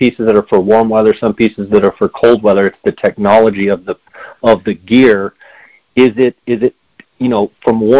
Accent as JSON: {"language": "English", "region": "Arizona", "country": "United States", "said": "I'm from Arizona"}